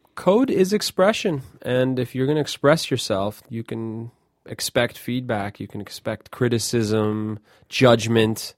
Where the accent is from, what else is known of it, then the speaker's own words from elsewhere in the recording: New York, United States; I grew up in New York